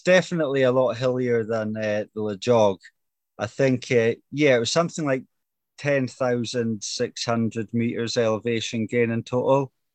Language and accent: English; Brora, Scotland, United Kingdom; I come from Brora, which is just 60 mile north of Inverness